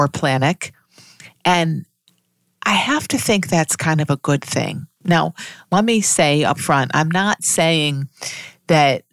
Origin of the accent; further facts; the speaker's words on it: United States; I'm speaking as an American